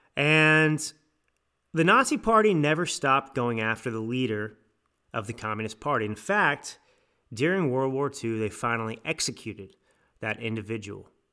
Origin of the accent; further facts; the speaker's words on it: United States; I'm American